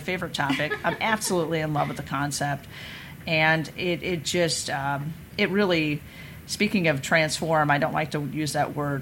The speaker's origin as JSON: {"language": "English", "region": "Missouri", "country": "United States", "said": "I'm from Missouri, the show me state"}